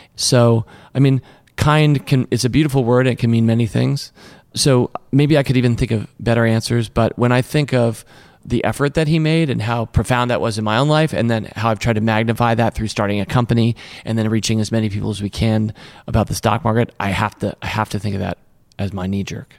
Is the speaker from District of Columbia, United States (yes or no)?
yes; Washington, District of Columbia, United States; I grew up in Washington, D C. That's where Tom and I are from